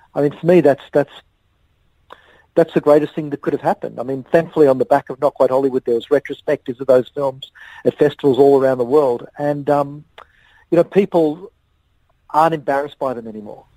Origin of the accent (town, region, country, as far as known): Melbourne, Victoria, Australia; born or raised there